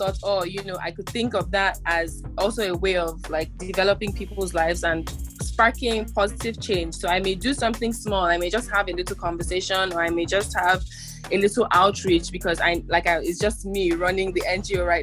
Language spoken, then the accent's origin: English; Port Harcourt, Rivers State, Nigeria; I'm a young woman in my mid-20s from Port Harcourt, River State, Nigeria. So I'm from the South